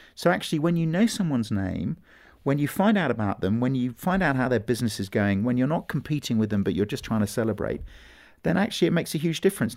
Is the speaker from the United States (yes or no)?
no; England, United Kingdom; it was about being English